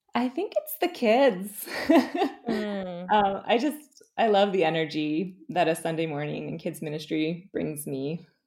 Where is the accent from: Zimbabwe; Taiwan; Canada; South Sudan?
Canada; St. Catharines, Ontario; also born or lived in Guelph; So I grew up in St. Catharines. Um, I lived here until I went to the University of Guelph